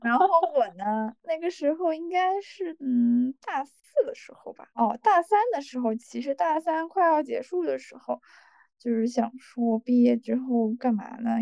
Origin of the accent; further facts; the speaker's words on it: Shanghai, China; also born or lived in London; 我从小是在上海长大的